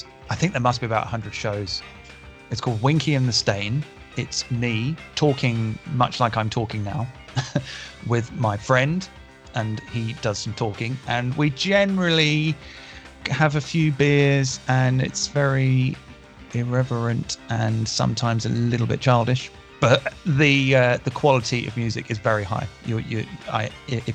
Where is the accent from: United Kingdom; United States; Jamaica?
United Kingdom; as a British person